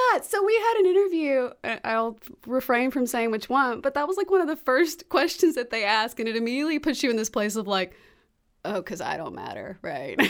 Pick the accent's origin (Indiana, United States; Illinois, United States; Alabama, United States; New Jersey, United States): Alabama, United States; Alabaster; moved away as an adult; also born or lived in Memphis, Tennessee / Los Angeles / New York; now in Birmingham, United States; I was born in Memphis, grew up in Alabaster